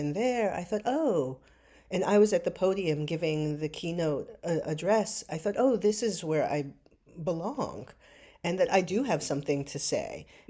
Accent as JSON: {"language": "English", "town": "New York City", "region": "New York", "country": "United States", "tie": "born or raised there", "said": "I did. I grew up in New York City. I grew up in a moment when there was an abundance of theater that was close by."}